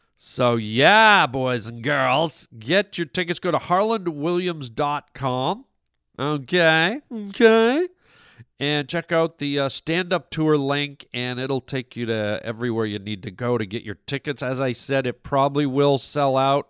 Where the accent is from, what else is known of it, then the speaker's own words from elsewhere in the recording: Canada; I'm Canadian